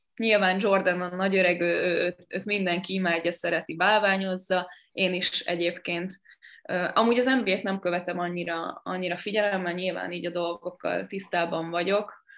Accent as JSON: {"language": "Hungarian", "town": "Sopron", "region": "Győr-Moson-Sopron", "country": "Hungary"}